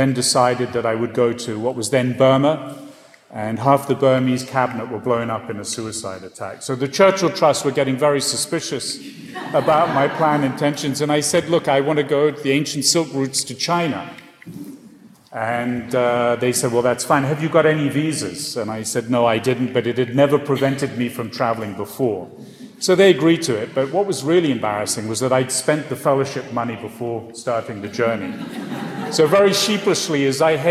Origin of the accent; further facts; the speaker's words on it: Switzerland; moved away; I grew up partly in Switzerland